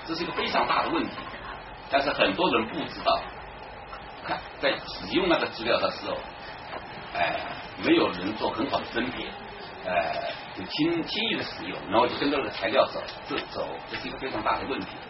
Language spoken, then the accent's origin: Chinese; Jiangxi, China; 我们江西人